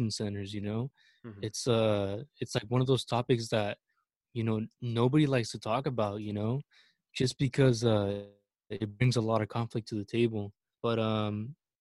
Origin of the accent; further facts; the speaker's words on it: Mexico; now in United States; as much as I love my country, as much as I love Mexico and I'm prideful of it